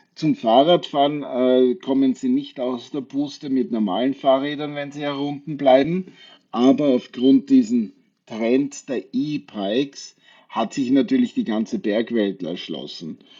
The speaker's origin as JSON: {"language": "German", "area": "Wachau", "region": "Lower Austria", "country": "Austria", "also_born_or_lived": "China / Maldives / Thailand", "moved": "yes", "lives_now": "Tyrol, Austria", "said": "Ich komme aus der Wachau, aus, der Wein, aus dem Weinbaugebiet"}